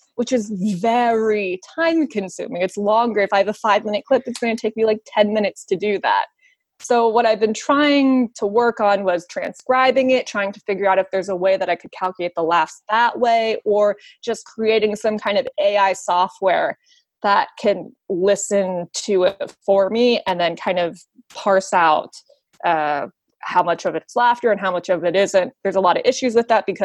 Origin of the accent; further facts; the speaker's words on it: West Virginia, United States; I am from West Virginia